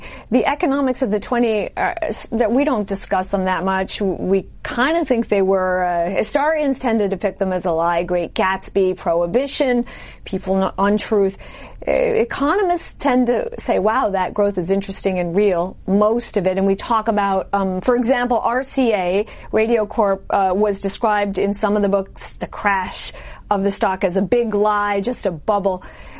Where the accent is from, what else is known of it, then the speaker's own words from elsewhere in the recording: Chicago, Illinois, United States; also born or lived in Germany; I'm from Chicago.